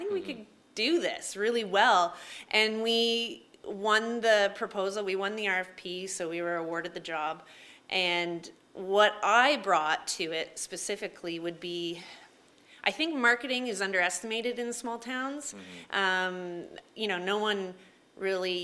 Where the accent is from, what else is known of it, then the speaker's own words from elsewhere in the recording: Marmora, Ontario, Canada; also born or lived in Toronto; I'm from Marmara, so I'm a small town girl to begin